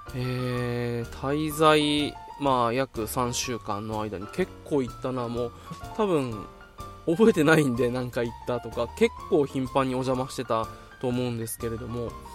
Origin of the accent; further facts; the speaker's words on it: Okinawa, Japan; 今地元の沖縄に帰ってきた